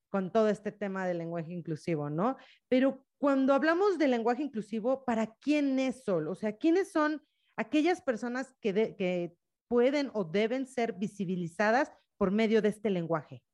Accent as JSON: {"language": "Spanish", "country": "Mexico", "said": "una mexicana enamorada de su maternidad"}